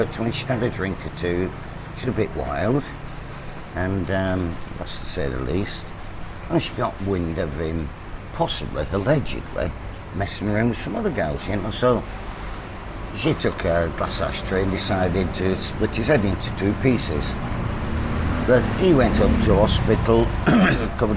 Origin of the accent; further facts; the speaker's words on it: Lancashire, North West England, United Kingdom; moved away as an adult; now in Pattaya, Thailand; I'm from Lancashire